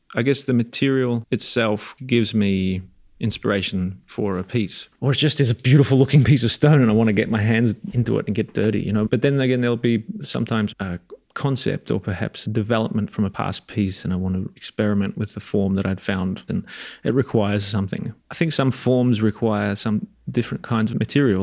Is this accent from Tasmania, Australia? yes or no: no; Melbourne, Victoria, Australia; now in Pietrasanta, Italy; I was born in Melbourne, Australia